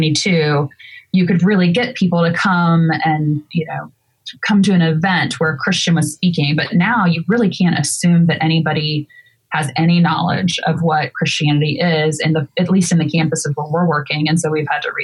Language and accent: English; Pensacola, Florida, United States; now in New York, United States; you grew up in Pensacola, Florida, where I did